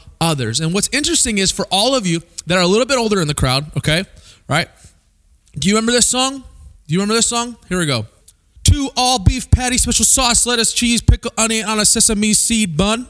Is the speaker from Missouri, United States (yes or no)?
yes; Springfield, Missouri, United States; I grew up in Springfield, Missouri